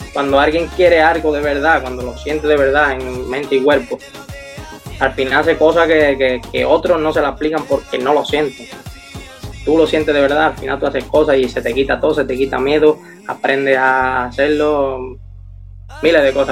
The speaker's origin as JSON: {"language": "Spanish", "town": "Seville", "region": "Andalusia", "country": "Spain", "said": "como mi tierra no. Yo que soy de aquí"}